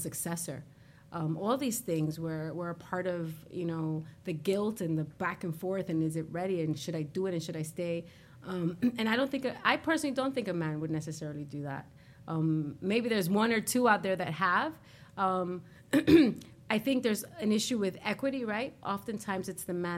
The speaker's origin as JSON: {"language": "English", "town": "New York City", "region": "New York", "country": "United States", "said": "I'm a girl from Corona"}